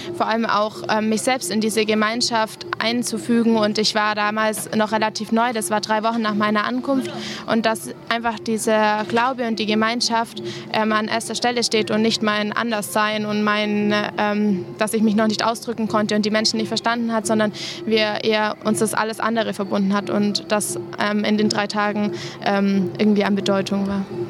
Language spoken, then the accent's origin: German; Germany; bei uns in Deutschland